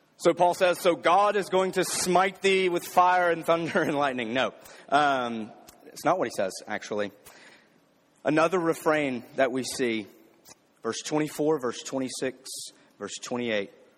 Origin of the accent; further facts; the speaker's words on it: the South, United States; growing up in the South, especially growing up in a predominantly black city